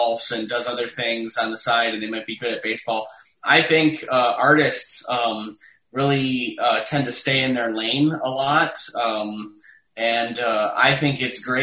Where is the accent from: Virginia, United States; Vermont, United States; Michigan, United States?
Michigan, United States; Detroit; moved away as an adult; also born or lived in New York; I was from Detroit.